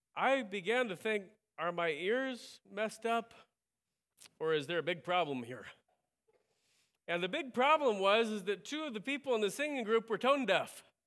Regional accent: United States; I'm an American

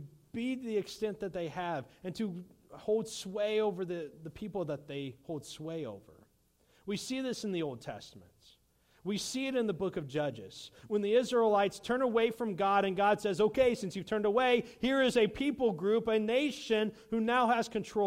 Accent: United States

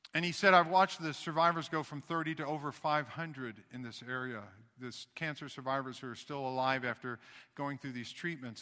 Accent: Knoxville, Tennessee, United States; I was born in Knoxville, Tennessee

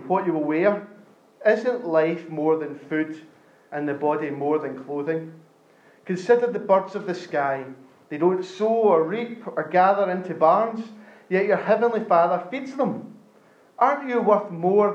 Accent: Scotland, United Kingdom; I grew up in Scotland

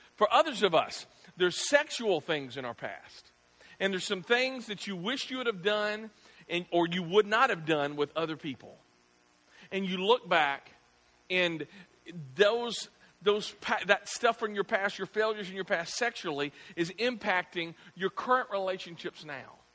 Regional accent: the South, United States; I grew up in the South

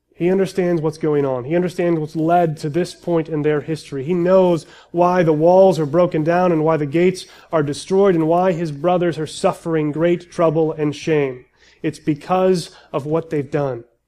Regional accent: United States; as American Christians

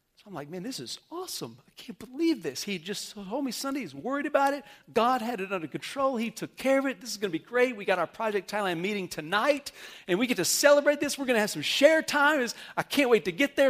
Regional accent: Amarillo, Texas, United States; I remember growing up in Amarillo in my youth group

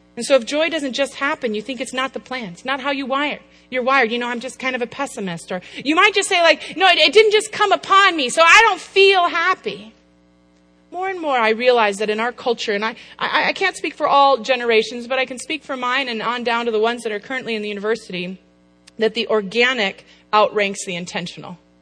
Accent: Apple Valley, Minnesota, United States; now in Chicago, United States; I'm from the Midwest. I grew up in Apple Valley, Minnesota

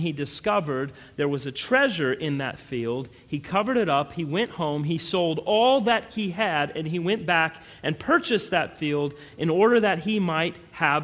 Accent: Colorado, United States; I grew up in Colorado

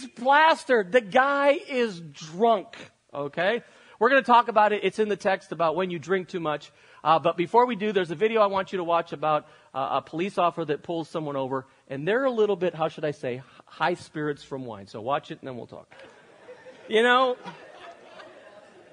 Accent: Spain; moved away as an adult; I grew up in Europe. I lived in Spain until I was 18 years old

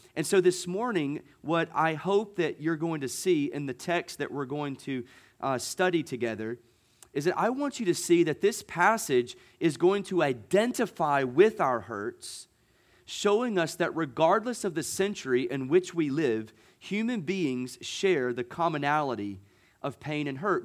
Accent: Gulf Coast, United States; moved away; I grew up on the Gulf

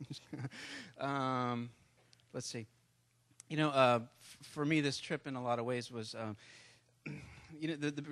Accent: United States; I'm an American

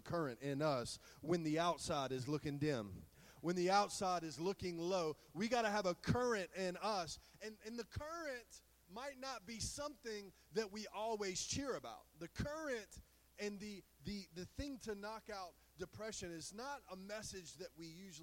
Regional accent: the South, United States; We're all from the South

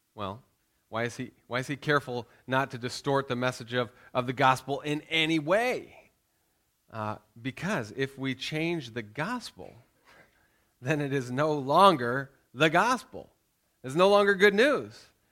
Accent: United States; moved away; we're Americans. I'm still American.

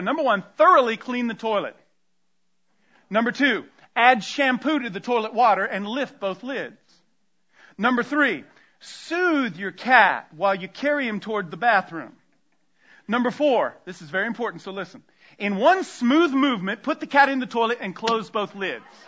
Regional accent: Tampa, Florida, United States; I grew up outside of Tampa, Florida

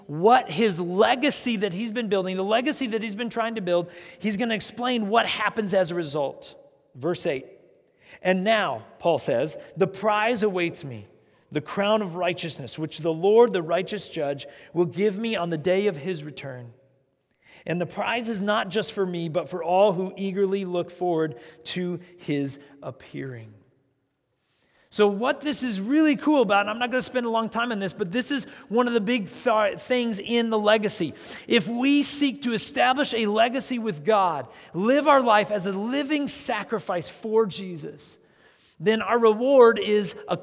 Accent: United States; as Americans

